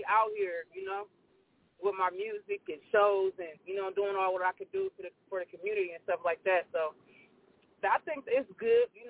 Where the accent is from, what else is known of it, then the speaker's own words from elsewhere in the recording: Columbus, Ohio, United States; I'm from Columbus, Ohio and I'm currently in Columbus, Ohio right now.